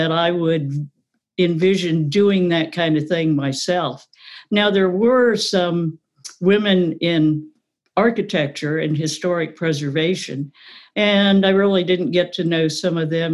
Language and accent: English; Lubbock, Texas, United States; also born or lived in New Hampshire; now in Maryland, United States; I was born and raised in Lubbock, Texas